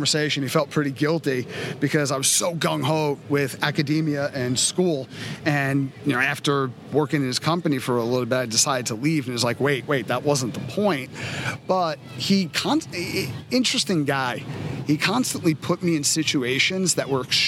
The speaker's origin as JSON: {"language": "English", "town": "New York City", "region": "New York", "country": "United States", "tie": "born or raised there", "said": "I was growing up in Coney Island in the 80s."}